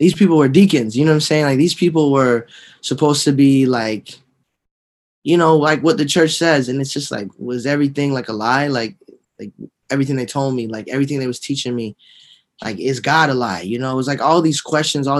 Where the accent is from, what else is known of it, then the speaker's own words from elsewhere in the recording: Miami, Florida, United States; I was born and raised in Dade County, Miami, Florida